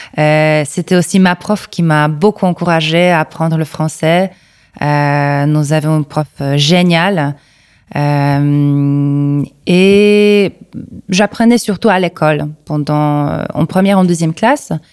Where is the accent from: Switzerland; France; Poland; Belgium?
Poland; Kraków, Lesser Poland; French is a second language; Je suis née ici. Euh, c'est ma ville natale, donc euh, à Cracovie, l'ancienne capitale de la Pologne.